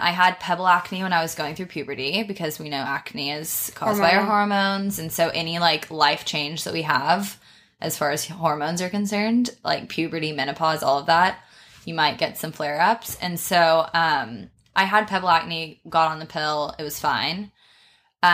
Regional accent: Texas, United States; accent: Texan; So like I'm from Texas. Obviously I'm American.

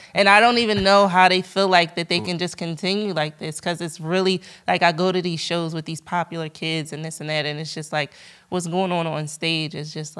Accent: Montbrison, Auvergne-Rhône-Alpes, France; born there; That's how I was born in France, because he was playing overseas.

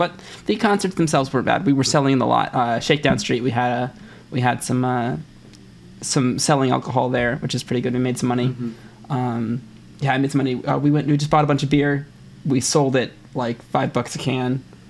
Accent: Arkansas, United States; born there; I was born in Arkansas, and at a home.

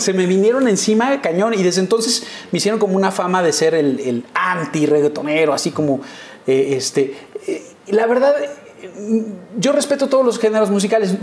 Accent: Mexico City, Mexico; also born or lived in Mérida, Yucatán; En la, en la unidad de Copilco Universidad, que era, que era ahí en, frente eh, enfrente de Ciudad Universitaria. Ajá siempre fui como sureño

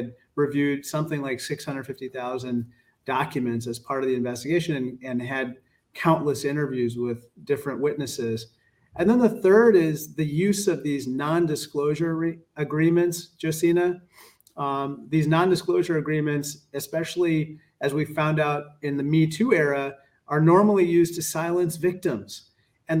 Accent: Chicago, Illinois, United States; my hometown hockey team, the Chicago Blackhawks

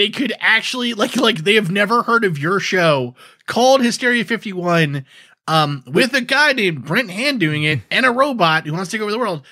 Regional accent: New York, United States; now in New England, United States; growing up in New York

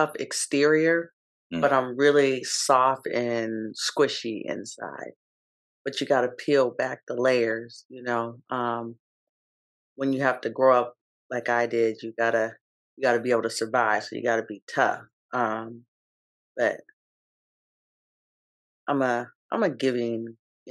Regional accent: Seattle, Washington, United States; I am born and raised in the 206 in Seattle, born in the Central District, raised in the South End.

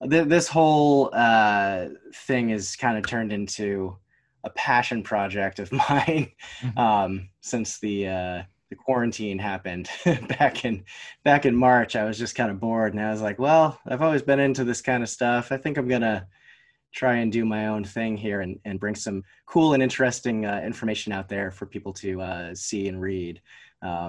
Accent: Vermont, United States; I'm from Vermont. I grew up here.

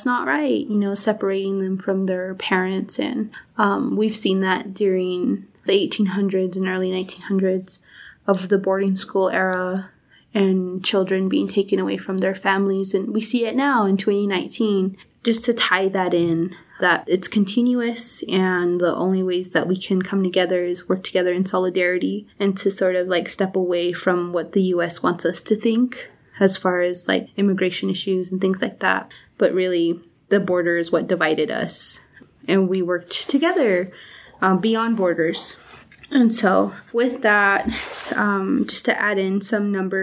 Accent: Eastern Navajo Territory, New Mexico, United States; I'm Dene from the Eastern Navajo Territory

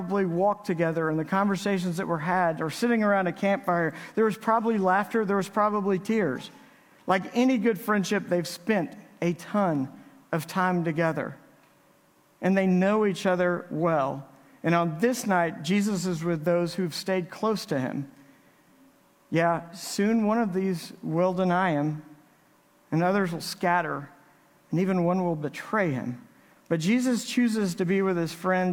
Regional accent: Navasota, Texas, United States; now in Midland, United States; Creed and I grew up together in Navasota, Texas

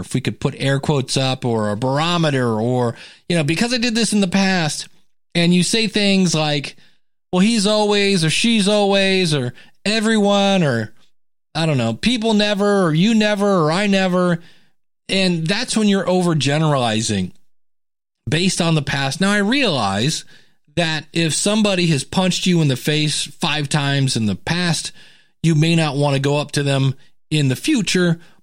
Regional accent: United States; I'm an American.

